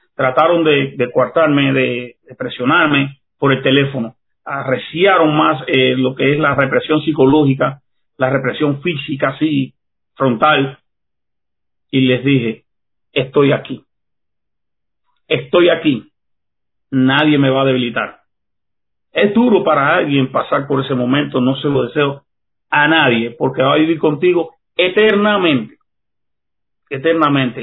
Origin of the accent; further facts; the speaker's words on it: Cuba; Como joven cubano, levantarme contra esa tiranía, lo hice en 1988